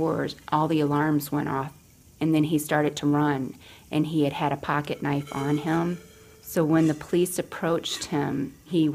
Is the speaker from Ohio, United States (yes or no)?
no; Adrian, Michigan, United States; I'm from Adrian, Michigan